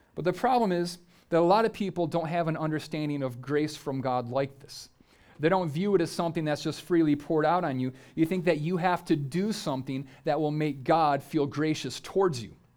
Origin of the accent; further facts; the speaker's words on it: United States; if you're an American